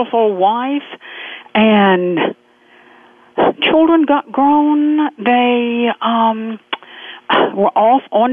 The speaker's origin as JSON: {"language": "English", "town": "Waycross", "region": "Georgia", "country": "United States", "tie": "born or raised there", "said": "I was born in Southern culture just outside the Okefenokee Swamp in Waycross, Georgia, way down deep south, almost on the Florida border"}